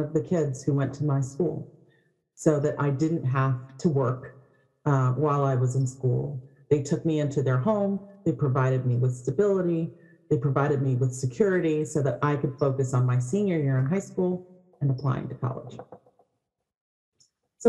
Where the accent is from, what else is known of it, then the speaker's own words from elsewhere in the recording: Berkeley, California, United States; I grew up in Berkeley